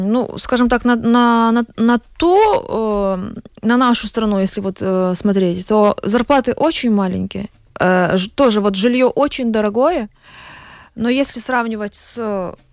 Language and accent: Russian; Ukraine; Мы с Украины.